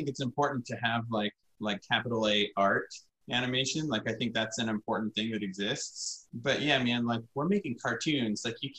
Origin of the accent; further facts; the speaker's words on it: the South, United States; I had, you know, like I grew up in the American South, and like, you know, I'd gotten married.